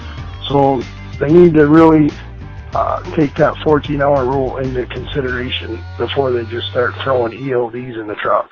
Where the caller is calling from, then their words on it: Vermont, United States; I'm calling from Vermont.